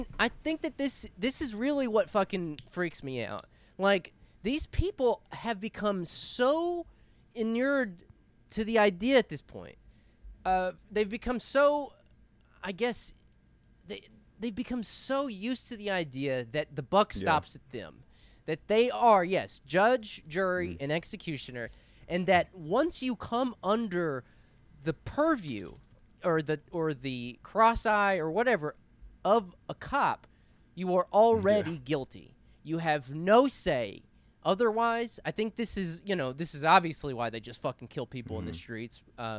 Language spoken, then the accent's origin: English; Grimes, United States; Shout out to Grimes, baby. I'm from Grimes, born and raised, baby.